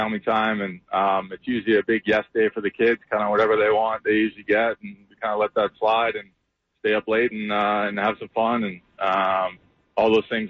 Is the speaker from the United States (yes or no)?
no; Canada; Yeah, no, Canada likes to do something just a little bit closer or about the same time, but we have our Canada Day actually tomorrow on July 1st